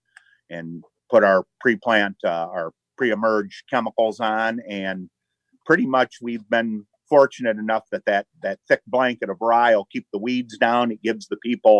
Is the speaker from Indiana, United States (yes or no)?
yes; Hobart, Indiana, United States; we're from Hobart, Indiana. That's up in the north. I guess we're on the far eastern side of Lake County. We have a family farm. I guess we're the fourth generation here